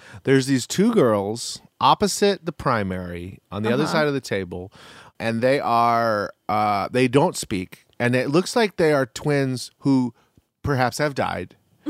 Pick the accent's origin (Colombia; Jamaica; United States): Jamaica; As a Jamaican, I say that he looks enough like Ralph Macchio